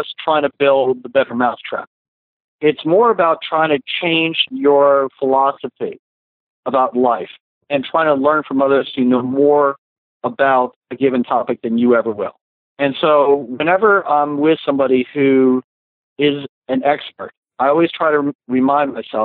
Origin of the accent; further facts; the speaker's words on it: New Jersey, United States; I grew up in Jersey